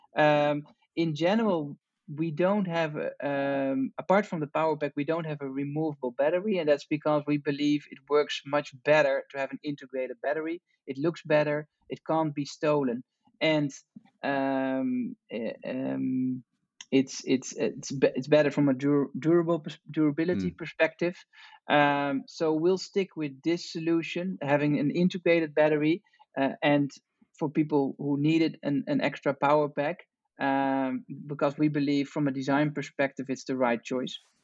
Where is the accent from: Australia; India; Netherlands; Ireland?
Netherlands; Amsterdam, North Holland; I'm from from Amsterdam, from the Netherlands